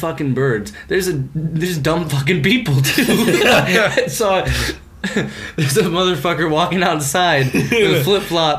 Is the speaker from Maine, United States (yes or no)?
no; Mesa, Arizona, United States; moved away as an adult; now in New York, United States; I grew up in Arizona. I don't have the big cities, like, right there. It was a small town, Mesa, Arizona.